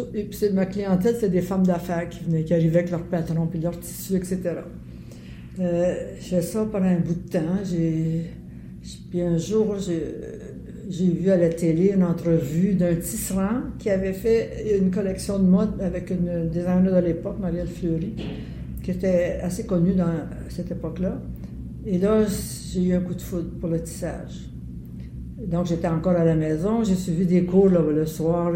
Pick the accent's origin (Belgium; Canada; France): Canada; Montreal, Quebec; also born or lived in LaSalle; Puis on a été élevé, j'ai été élevée à Verdun